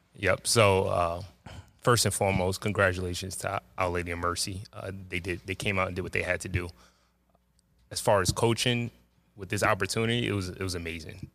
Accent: New York City, New York, United States; I grew up in, uh, Jamaica, Queens, Springfield Gardens

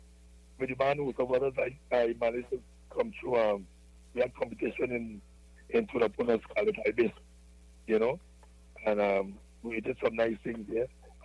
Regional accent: Laventille, Trinidad & Tobago; Yeah, well, I was born in Lavantil.

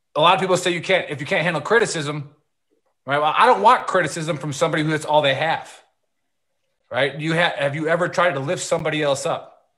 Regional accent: Milwaukee, Wisconsin, United States; I am from Milwaukee

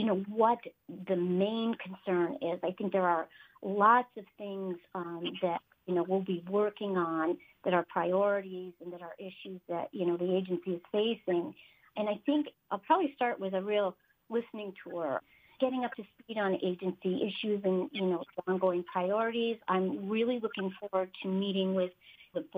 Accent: Saranac Lake, New York, United States; moved away as an adult; I grew up in Saranac Lake, born and raised there

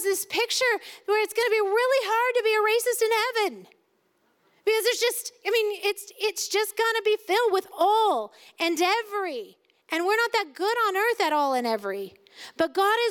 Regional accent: United States; as an American

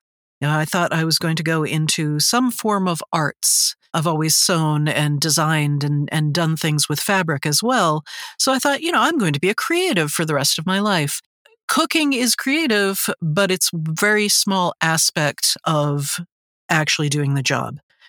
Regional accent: Newton, Massachusetts, United States; I grew up just outside of Boston in a town called, or actually a city now, called Newton, Massachusetts. So I was about 10 miles west of Boston itself on what's called the Green Line, the subway into town

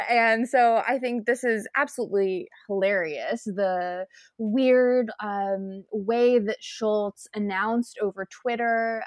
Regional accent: United States; moved away as an adult; now in Canada; one of the Americans of Canadian sociology, it's been interesting to see my my home country devolve

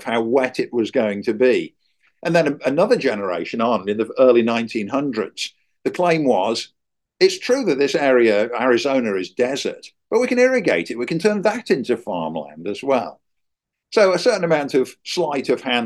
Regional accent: England, United Kingdom; moved away as an adult; now in United States; when I was a kid growing up in England

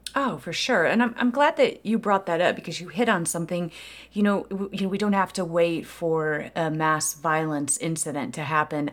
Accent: Aurora, Illinois, United States; it's my hometown. I was uh, in Aurora, Illinois, born and raised there

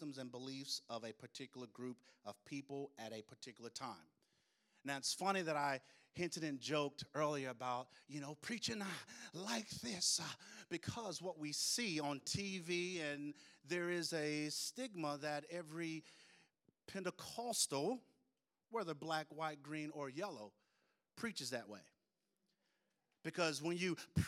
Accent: Tupelo, Mississippi, United States; I grew up in Tupelo, Mississippi

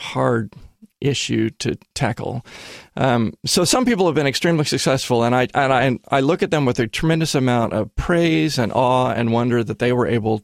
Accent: Los Angeles, California, United States; moved away as an adult; now in Portland, United States; I grew up in Los Angeles

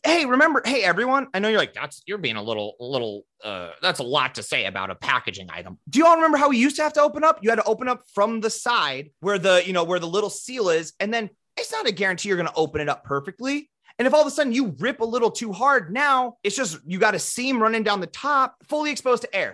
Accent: Midwest, United States; we're from the Midwest

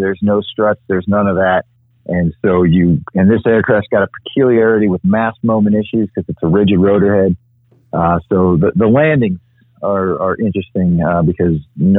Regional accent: Alaska, United States; moved away; also born or lived in Japan / San Diego / Mobile; I grew up in Alaska, so I went back up to Kodiak.

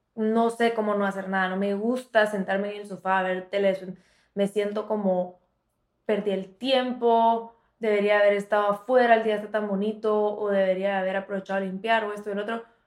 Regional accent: Guatemala; now in Miami, United States; soy de Guatemala, bueno, las dos somos de Guatemala

